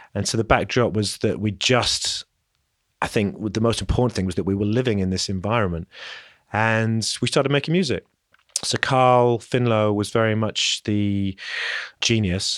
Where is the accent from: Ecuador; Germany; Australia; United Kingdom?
United Kingdom; London; moved away; also born or lived in Leeds; growing up in London and then moving north to Leeds